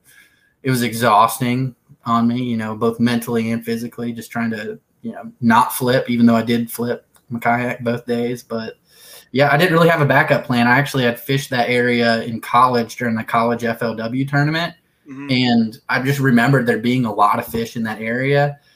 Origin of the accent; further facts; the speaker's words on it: Dayton, Ohio, United States; also born or lived in Plattsburgh, New York / Lake City, Florida / Pensacola, Florida; now in Columbus, United States; I am in Columbus, Ohio. I grew up in Dayton, Ohio.